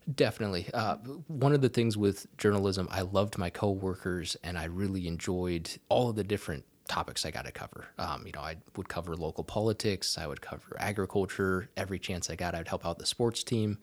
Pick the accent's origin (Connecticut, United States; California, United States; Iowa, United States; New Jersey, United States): Iowa, United States; southwest; moved away as an adult; also born or lived in Auburn, Alabama; now in Texas, United States; I grew up on a small, uh, farm in southwest Iowa